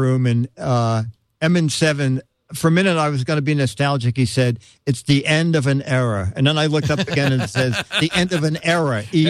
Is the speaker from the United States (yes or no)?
no; Norway; English is a second language; Close. I'm from Norway.